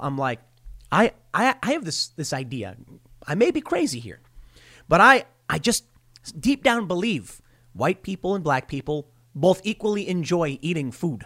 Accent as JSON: {"language": "English", "town": "Chicago", "region": "Illinois", "country": "United States", "tie": "born or raised there", "said": "growing up in Chicago, you know that, like, forty-seventh Street divided the, the black neighborhood from the mostly white neighborhood."}